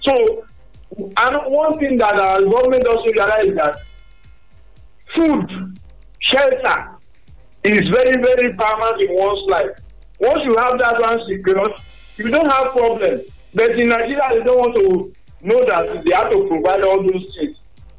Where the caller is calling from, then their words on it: Togo; I'm calling from Togo.